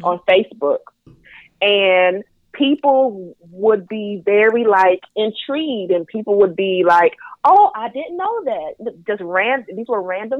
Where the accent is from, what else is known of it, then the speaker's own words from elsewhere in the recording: North Carolina, United States; accent: Southern twang; I am from the South. I am a Southern Belle. I am from North Carolina